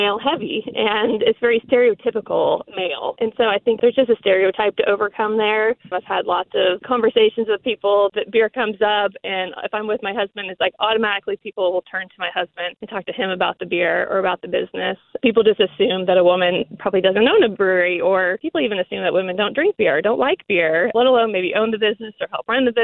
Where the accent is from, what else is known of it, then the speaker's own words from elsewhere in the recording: Tulsa, Oklahoma, United States; I was born and raised in Tulsa